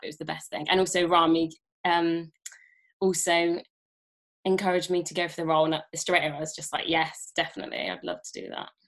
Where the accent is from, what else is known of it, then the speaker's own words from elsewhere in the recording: Worcestershire, West Midlands, United Kingdom; moved away; I'm originally from Worcestershire near Birmingham